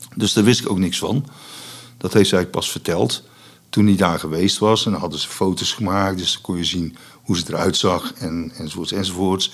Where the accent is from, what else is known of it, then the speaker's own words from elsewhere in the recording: Vught, North Brabant, Netherlands; also born or lived in Enschede / Boxtel; ik ben opgegroeid in Vught